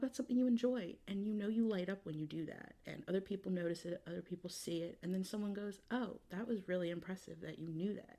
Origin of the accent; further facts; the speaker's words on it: New York, United States; I'm from New York